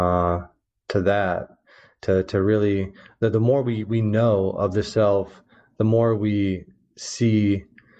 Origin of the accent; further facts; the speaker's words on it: Omaha, Nebraska, United States; I grew up in the Midwest, in the heart of the Midwest, in Omaha, Nebraska